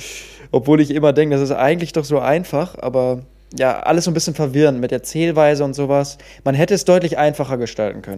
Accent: Cologne, North Rhine-Westphalia, Germany; als waschechter Kölner

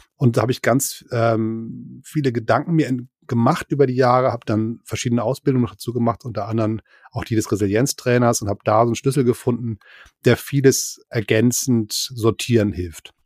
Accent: Hamburg, Germany; also born or lived in near Berlin; now in Berlin area, Germany; Ich bin Exil-Hamburger und wohne in der Nähe von Berlin

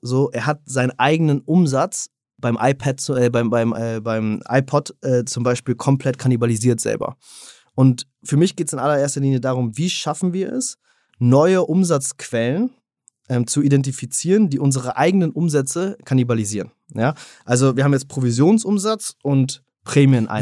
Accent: Berlin, Germany; moved away; also born or lived in Switzerland; ich bin ursprünglich Berliner

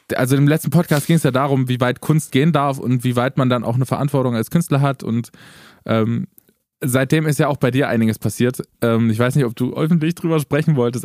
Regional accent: Eisleben, Saxony-Anhalt, Germany; meine Geburtsstadt Eisleben

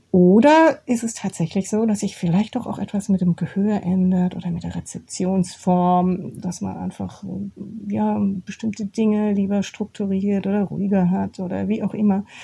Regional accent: Karlsruhe, Baden-Württemberg, Germany; Ich bin ja in der Provinz aufgewachsen. Das hört jetzt hier unsere Stadt Oberhausen nicht gern, aber Karlsruhe ist schon Provinz.

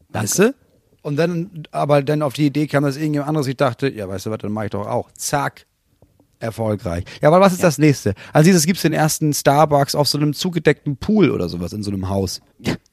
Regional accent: Angola; now in Germany; Nee, ich komme ja auch gar nicht von hier. Ja. Ich, das wusste ich nicht. Nee, wir haben das ja bei uns in Angola, wo ich

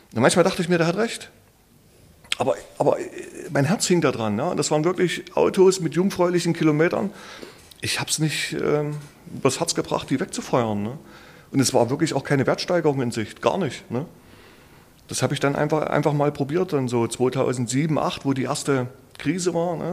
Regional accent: Leipzig, Saxony, Germany; bei uns im Viertel in Leipzig, wo ich groß geworden bin

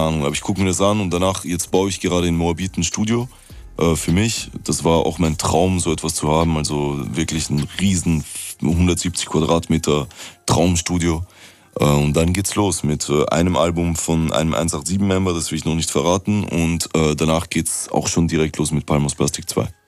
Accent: Vienna, Austria; weil das meine Heimatstadt ist

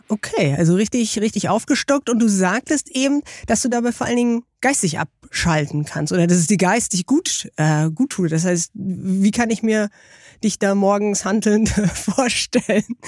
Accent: Baltic coast, Germany; Ich bin an der Ostsee aufgewachsen

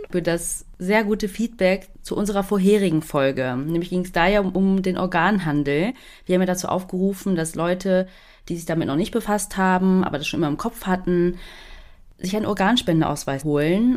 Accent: Germany; als Deutsche

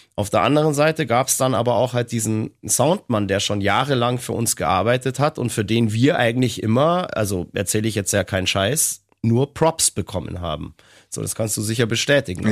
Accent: Bavaria, Germany; bei uns in Bayern.

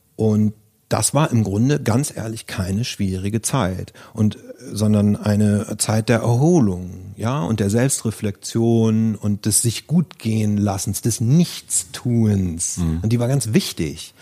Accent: Germany; ich bin wieder in, zurück in meine Heimat an die Ostsee, ähm, in ein, auf einen schönen Bauernhof, den ich aus meiner Jugend kannte

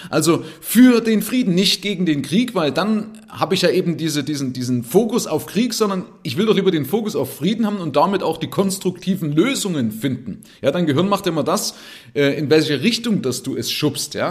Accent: East Germany, Germany; Ich bin Ossi, ja, das heißt, ich bin aus der DDR hier rübergekommen und habe dann auch noch Leuten gezeigt, mit Geld umzugehen. Also ein Ossi, der mit der Ostmark aufgewachsen ist

